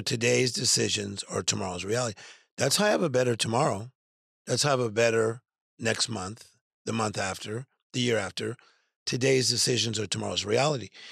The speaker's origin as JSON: {"language": "English", "town": "Compton", "region": "California", "country": "United States", "tie": "born or raised there", "said": "I'm from Compton, California"}